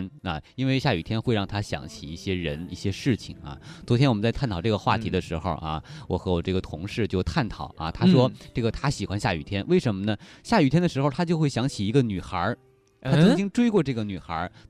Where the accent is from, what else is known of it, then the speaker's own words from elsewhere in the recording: Hebei, China; moved away; 在我们北方啊，我是河北的老家，嗯，那边我们冬天基本上是不会下雨的